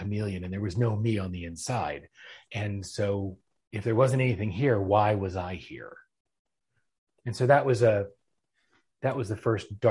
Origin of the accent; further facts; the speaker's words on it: Philadelphia, Pennsylvania, United States; moved away as an adult; now in Atlanta, United States; I was originally from Philadelphia, been in Atlanta